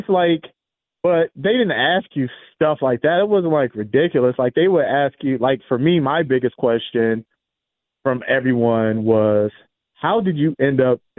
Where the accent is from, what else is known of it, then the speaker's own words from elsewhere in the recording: Los Angeles, California, United States; Because I'm from South Central Los Angeles. So, you know, and I ended up at the University of South Dakota.